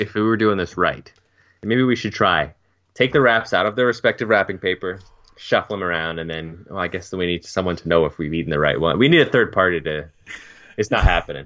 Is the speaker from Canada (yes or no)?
yes; Canada; as a Canadian